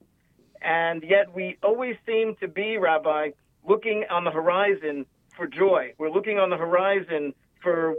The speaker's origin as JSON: {"language": "English", "town": "New York City", "region": "New York", "country": "United States", "tie": "born or raised there", "said": "So I grew up in New York. I actually grew up in Brooklyn."}